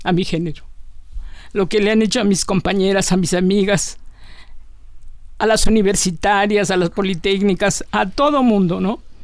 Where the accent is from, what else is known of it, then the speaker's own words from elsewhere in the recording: Taxco, Guerrero, Mexico; Soy una mujer mexicana, también, si no de pueblo, casi me yo crecí en un pueblo, Tasco Guerrero.